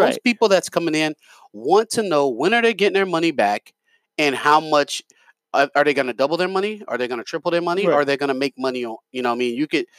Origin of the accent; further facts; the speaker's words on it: New York, United States; I'm from New York.